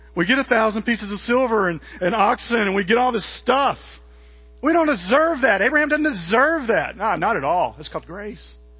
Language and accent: English; Mississippi, United States; I'm from Mississippi